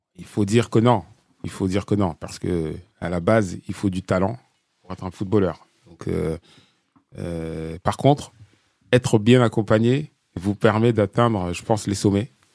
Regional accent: France; on est français

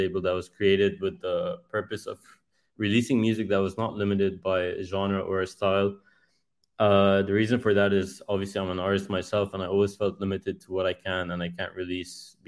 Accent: Lebanon; I'm a music producer, and I'm an artist from Lebanon.

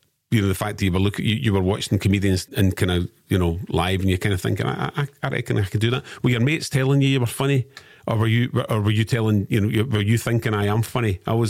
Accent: Renfrewshire, Scotland, United Kingdom; also born or lived in Greenock / Jordanhill, Glasgow; now in Glasgow, United Kingdom; I'm all from all over the place. I'm originally Renfrewshire, then lived in Greenock for years, and then moved out of the West End.

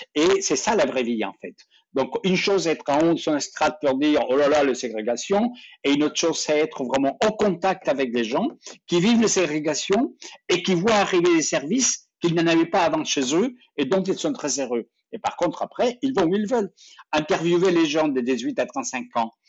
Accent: France; dans nos vies ici, chez nous, en Europe, en, France.

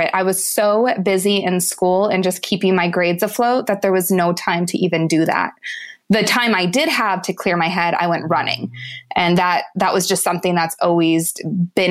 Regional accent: Lancaster, California, United States; I grew up in Southern California in a town called Lancaster.

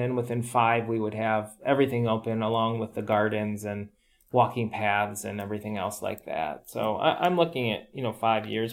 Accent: United States; moved away; growing up in the America

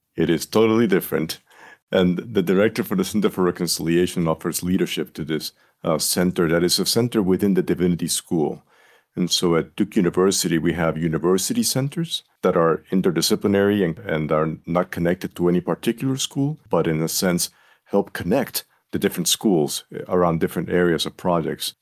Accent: Puerto Rico; moved away as an adult; now in North Carolina, United States; I'm a native of Puerto Rico. That is where I was born, where I was raised

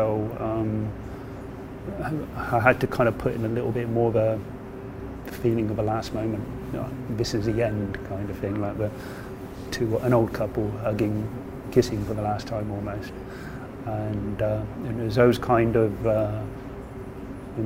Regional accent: United Kingdom; moved away as an adult; now in Japan; I am a British animator

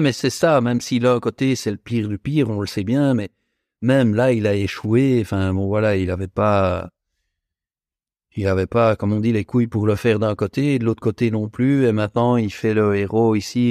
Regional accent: Belgium; je suis belge.

